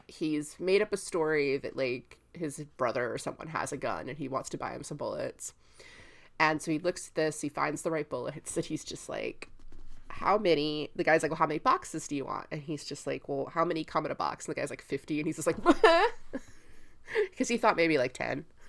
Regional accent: Tampa, Florida, United States; I'm from Tampa

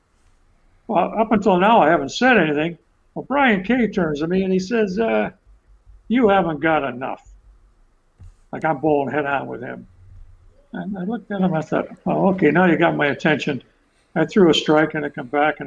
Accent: Ontario, Canada; moved away as an adult; now in Nova Scotia, Canada; I'm from Ontario

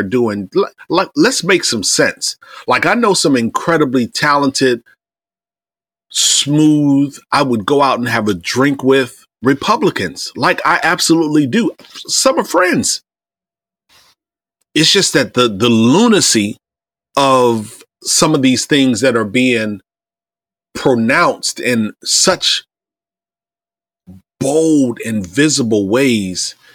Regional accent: Iowa, United States; also born or lived in Indiana / Ohio; I grew up in Iowa. I grew up in the Midwest, Indiana, Ohio, and Iowa, but my formative and teen years, Iowa

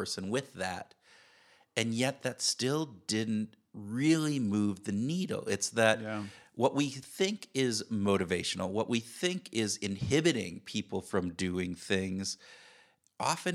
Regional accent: Wisconsin, United States; I'm from Wisconsin. I'm a cheesehead

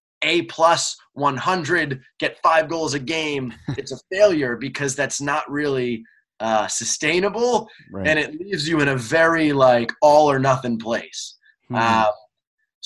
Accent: New York, United States; I lived in New York

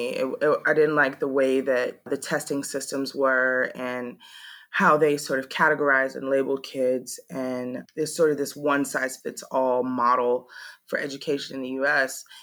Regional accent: Maui, Hawaii, United States; moved away as an adult; also born or lived in Georgia; now in Ho Chi Minh City, Vietnam; I am 36 years old and I live in Saigon, Vietnam. I say that my hometown is Maui, Hawaii. It's where I spent most of my life before I came abroad. And I left Hawaii in August

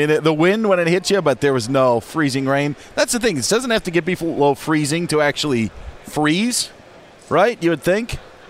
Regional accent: Merrill, Wisconsin, United States; moved away; My hometown right now.

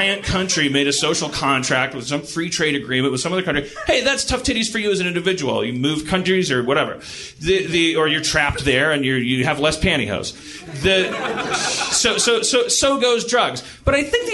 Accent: United States; I'm an American.

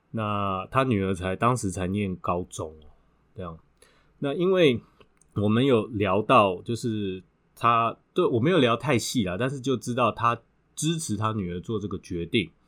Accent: Taiwan; also born or lived in Thailand; 我们台湾

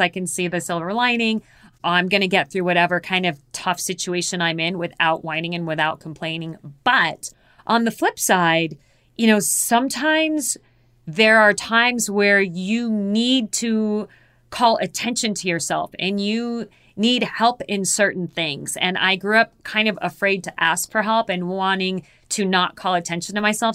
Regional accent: Phoenix, Arizona, United States; I was born and raised in Phoenix, Arizona

